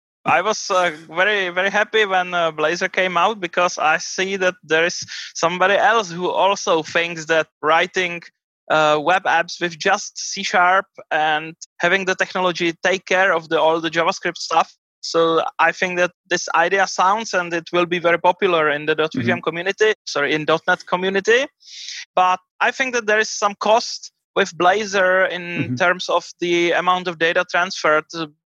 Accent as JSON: {"language": "English", "region": "Prague", "country": "Czechia", "said": "I'm from Prague in Czech Republic."}